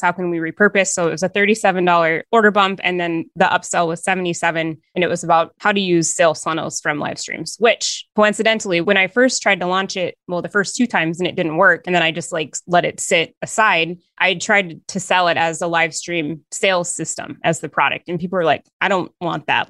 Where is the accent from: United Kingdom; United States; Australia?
United States; Northern Minnesota; I am from Northern Minnesota